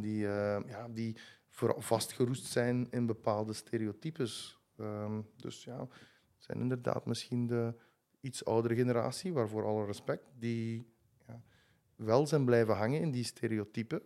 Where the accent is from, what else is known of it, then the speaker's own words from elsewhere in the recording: Gingelom, Flanders, Belgium; ik woon in Jeuk, in Gingel mhm. langs Centruiden. truiden Dus eh, ik ben altijd blijven wonen in het, in het dorpje waar ik ben opgegroeid